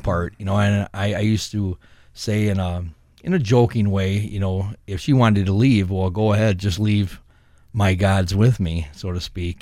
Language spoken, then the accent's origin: English; Saint Paul, Minnesota, United States; I grew up in Saint Paul on the west side